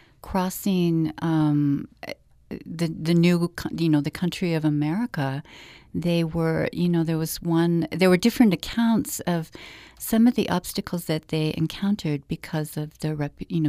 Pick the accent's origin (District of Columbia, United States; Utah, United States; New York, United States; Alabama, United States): Utah, United States; Orem; I grew up in Orem, Utah, in a Latter-day Saint family